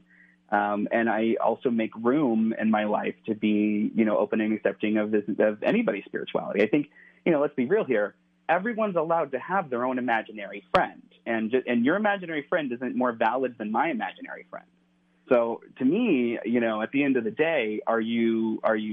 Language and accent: English; Cincinnati, Ohio, United States; now in California, United States; But I'm from the Midwest. I grew up in right outside of Cincinnati.